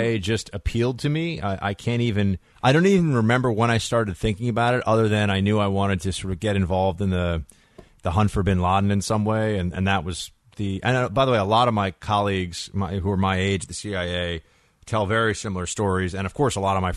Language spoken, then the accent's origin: English; New York, United States; I'm a New Yorker.